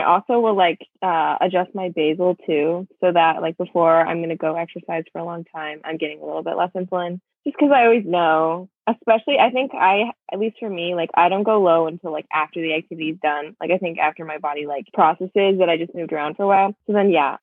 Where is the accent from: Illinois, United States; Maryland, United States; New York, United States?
Illinois, United States; Mahomet; I am from Illinois, and I live in a small town called Mahomet